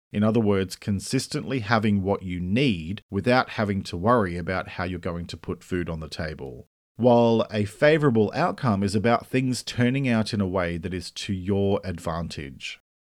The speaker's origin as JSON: {"language": "English", "country": "Australia", "said": "I'm an Australian writer and speaker"}